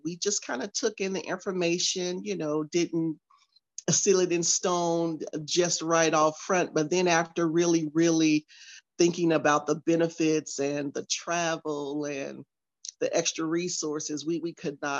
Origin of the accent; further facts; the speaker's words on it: Chicago, Illinois, United States; moved away as an adult; I'm originally from Chicago, Illinois